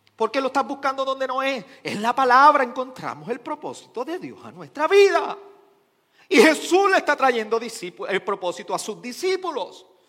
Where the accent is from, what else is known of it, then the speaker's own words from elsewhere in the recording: Arecibo, Puerto Rico; yo soy de Arecibo